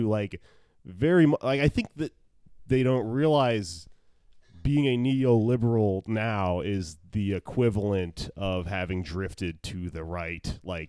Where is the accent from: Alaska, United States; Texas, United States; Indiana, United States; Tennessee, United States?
Texas, United States; I grew up in Texas